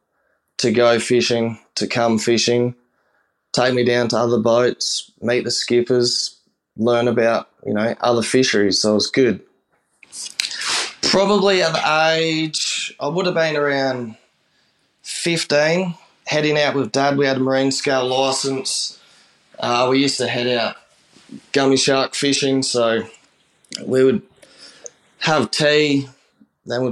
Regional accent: Port Lincoln, South Australia, Australia; from Port Lincoln in South Australia.

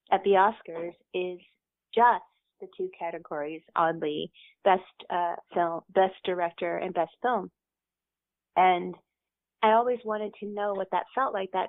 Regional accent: the South, United States; because I'm from the South.

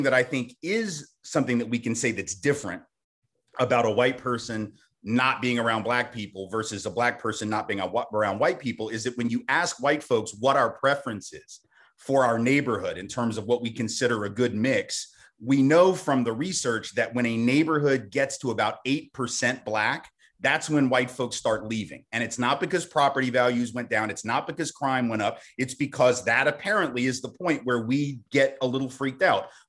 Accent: the South, United States; I'm from the South, I live in Nashville.

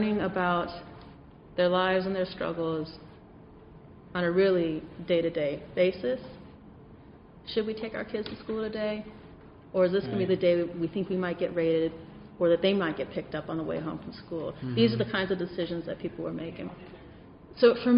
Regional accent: San Diego, California, United States; I grew up on the border. I grew up in San Diego, California

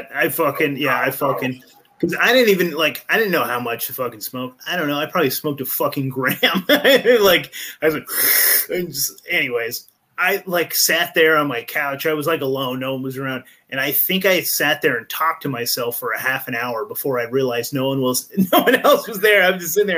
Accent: Eureka, California, United States; I'm actually originally from Eureka, California, so Humboldt County

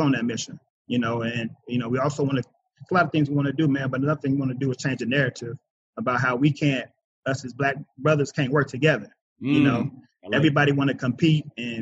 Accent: Kansas City, Missouri, United States; I was born and raised in Kansas City, Missouri.

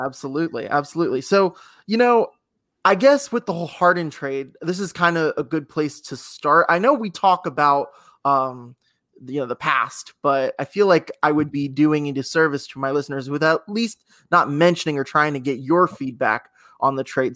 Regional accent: Houston, Texas, United States; also born or lived in Sugar Land, Texas; I'm from Houston, and I was in the eighth grade

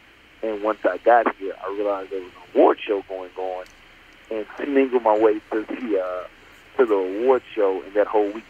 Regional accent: Memphis, Tennessee, United States; now in Los Angeles, United States; Majority of my life in Memphis, Tennessee, and, you know, as an adolescent. And, you know, just a kid with a big imagination in middle America.

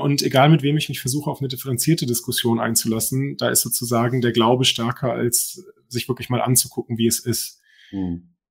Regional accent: Germany; moved away as an adult; now in Norway; wir als Deutsche

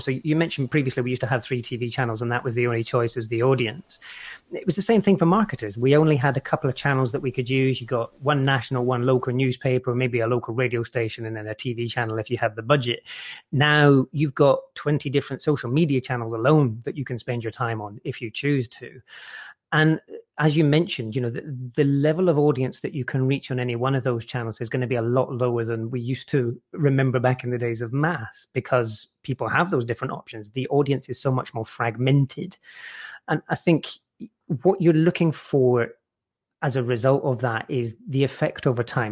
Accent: Scotland, United Kingdom; where I grew up in Scotland

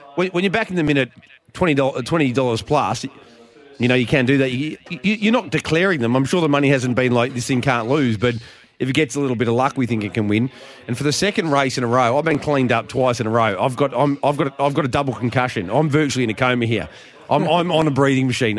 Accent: Geelong, Victoria, Australia; I'm bloody from Geelong.

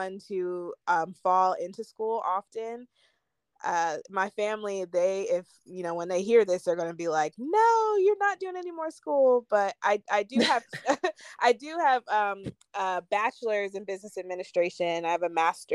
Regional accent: Georgia, United States; also born or lived in Philadelphia, Pennsylvania / Virginia; I grew up mostly in Georgia, Virginia, for a period of my really young life. My dad was in the military

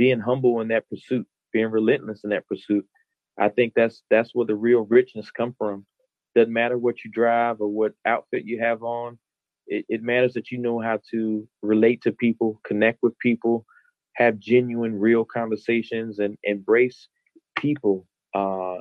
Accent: Madison, United States; moved away as an adult; also born or lived in the South; now in Baltimore, United States; Madison, giving my hometown a shout out

